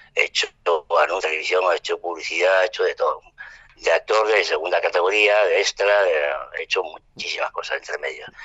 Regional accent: Tangier, Tanger-Tetouan-Al Hoceima, Morocco; first language French; Spanish is a second language; now in Madrid, Spain; nací en Tanger y allí eh, en Tanger Internacional y mi lengua materna es el francés. Cuando vinimos a España yo casi no hablaba español, pero lo aprendí.

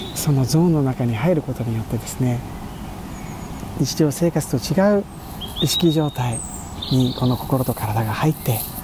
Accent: Kyushu, Japan; 僕が育った九州では

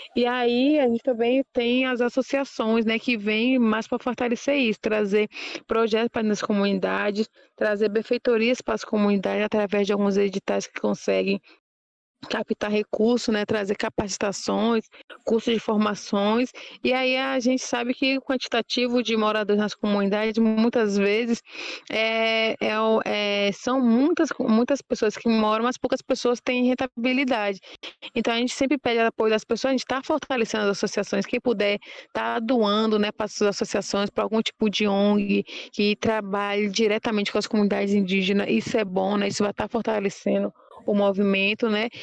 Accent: Brazil; also born or lived in Aldeia Novos Guerreiros; Eu falo por aqui, como o Pataxó, da Aldeia Novos Guerreiros, e que fui nascida e criada na Aldeia Cruz Vermelha

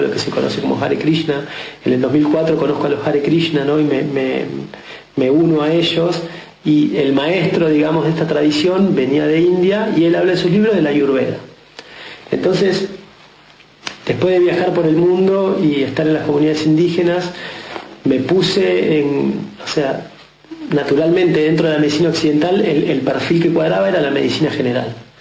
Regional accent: Mar del Plata, Buenos Aires Province, Argentina; nací de criado en Mar del Plata.

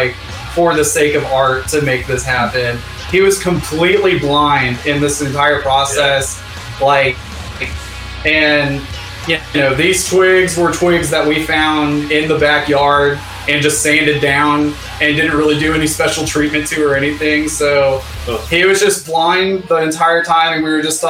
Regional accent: Hiram, Georgia, United States; I went back to my hometown in Hiram, Georgia

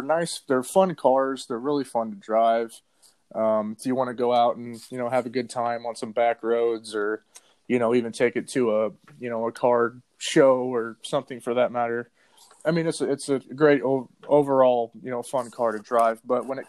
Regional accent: Kansas City, Missouri, United States; I was born and raised in Kansas City, Missouri. That's currently where I reside

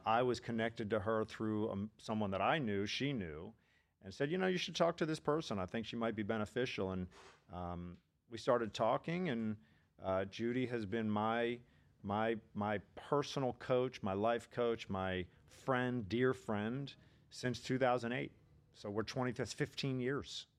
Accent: D.C., Maryland suburbs of Washington, United States; moved away as an adult; also born or lived in Pennsylvania / Philadelphia; now in Boca Raton, United States; I'm originally from the Maryland suburbs of Washington, D C

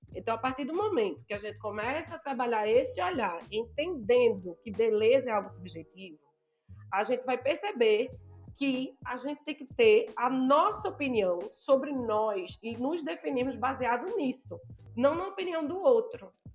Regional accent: Northeast Region, Brazil; sou nordestina, gosto de ressaltar isso. Nordestina retada

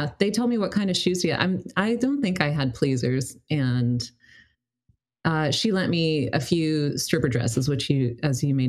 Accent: Colorado, United States; now in Seattle, United States; I was coming from Colorado, which wasn't like... Denver is a big city, but I didn't live in Denver. And my smaller town

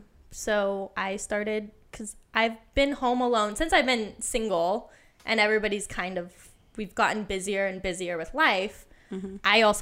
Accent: Nebraska, United States; moved away; I'm from Nebraska.

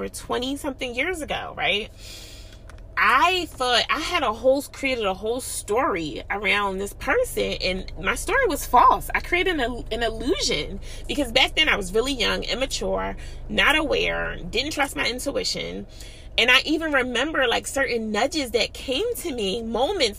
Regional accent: Philadelphia, Pennsylvania, United States; I'm from Philly

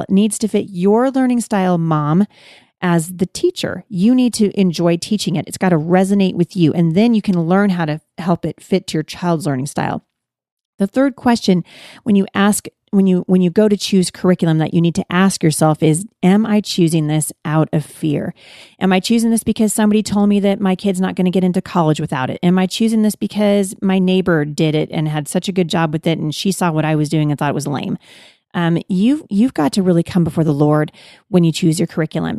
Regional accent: Pacific Northwest, United States; I'm from the Pacific Northwest

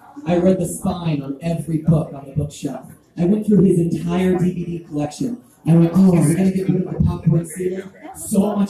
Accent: Texas, United States; I grew up in Texas

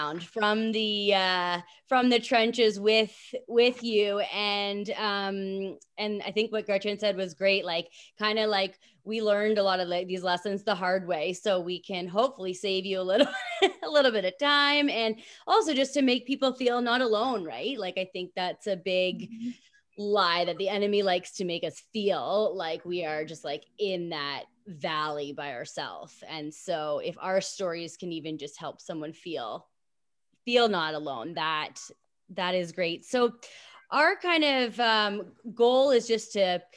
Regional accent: Canada; I'm from Canada

